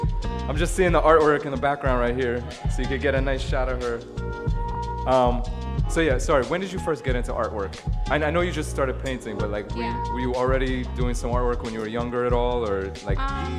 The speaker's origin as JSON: {"language": "English", "town": "New York City", "region": "New York", "country": "United States", "tie": "born or raised there", "said": "I'm from Brooklyn, but I didn't even realize where that is."}